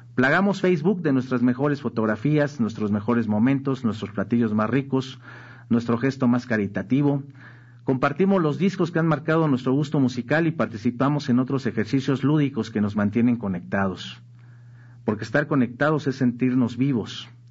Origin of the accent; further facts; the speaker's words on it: Mexico; somos los mexicanos